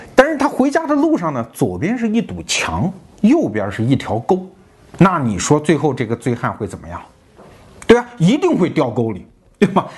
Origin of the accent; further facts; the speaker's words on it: China; 我们中国人